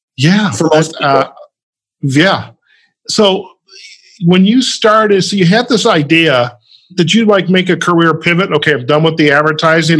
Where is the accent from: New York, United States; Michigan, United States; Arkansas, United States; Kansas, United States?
Michigan, United States; Detroit; also born or lived in Chicago; now in Las Vegas, United States; I grew up in the Midwest, in the Detroit suburbs